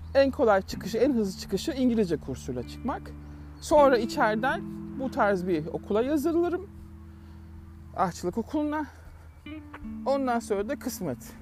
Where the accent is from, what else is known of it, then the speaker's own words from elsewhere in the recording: Turkey; now in Melbourne, Australia; Türk olarak